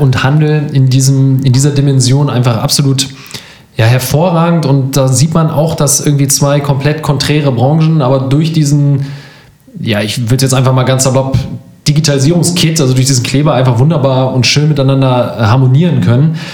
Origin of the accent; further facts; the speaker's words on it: Northern Germany, Germany; bei uns im Norden